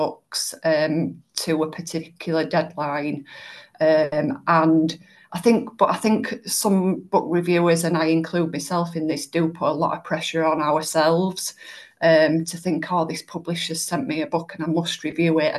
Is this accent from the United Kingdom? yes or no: yes; Yorkshire and the Humber, United Kingdom; people know me as a Yorkshire lass